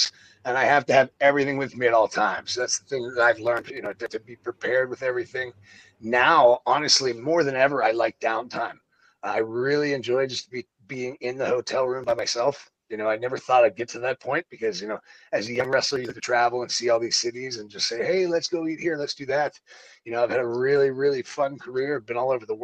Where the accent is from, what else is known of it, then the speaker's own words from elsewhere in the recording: Pittsburgh, Pennsylvania, United States; moved away as an adult; also born or lived in Florida; I grew up in Pittsburgh. I started wrestling in Pittsburgh.